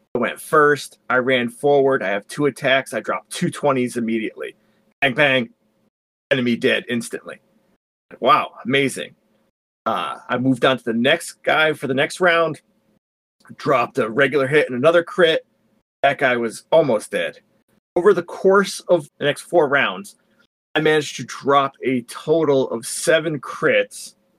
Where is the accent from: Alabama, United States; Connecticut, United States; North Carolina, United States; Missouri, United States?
Connecticut, United States; I was born and raised in Connecticut.